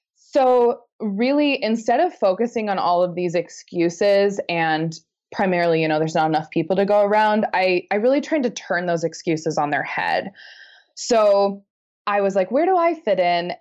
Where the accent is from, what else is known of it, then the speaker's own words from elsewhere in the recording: Missoula, Montana, United States; I'm from Missoula